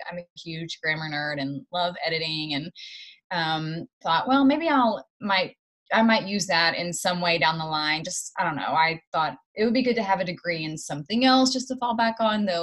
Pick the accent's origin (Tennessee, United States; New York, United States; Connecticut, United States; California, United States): Tennessee, United States; Knoxville; moved away; I grew up in Knoxville, Tennessee. It's about two and a half hours outside of Nashville. A little bit of a small town, but it's kind of, it's so close to Nashville, and there's a university there